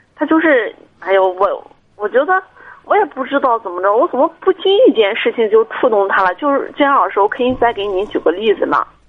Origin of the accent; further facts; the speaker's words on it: Jinan, Shandong, China; 我家是济南的，我们俩在济南，然后我在章丘医院上班儿